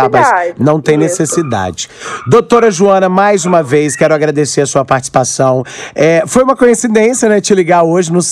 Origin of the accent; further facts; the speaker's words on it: Aracruz, Espírito Santo, Brazil; Eu sei que é uma coisa cultural, eu sou do interior, sou de Aracruz, e lá tinha muito esse negócio de rinha de galo